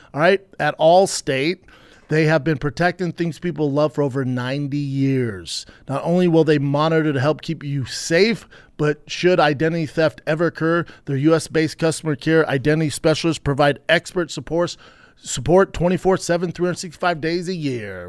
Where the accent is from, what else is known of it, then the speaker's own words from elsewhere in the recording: Denver, Colorado, United States; my hometown, Denver, Colorado